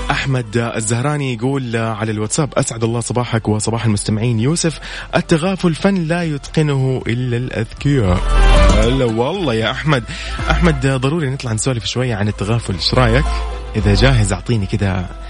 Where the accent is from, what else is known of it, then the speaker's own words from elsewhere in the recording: Saudi Arabia; نحن عندنا في السعوديه